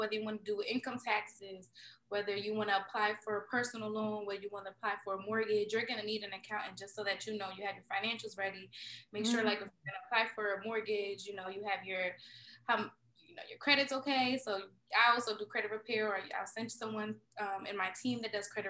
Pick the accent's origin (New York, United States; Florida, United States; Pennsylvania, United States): Pennsylvania, United States; Philadelphia; I grew up in North Philly